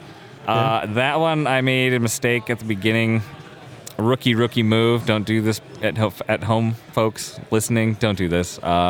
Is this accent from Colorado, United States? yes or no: yes; Colorado Springs, Colorado, United States; Colorado Springs.